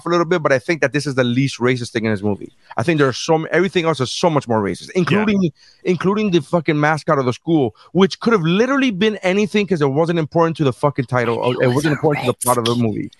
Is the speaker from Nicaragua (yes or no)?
yes; Nicaragua; moved away; we're from Nicaragua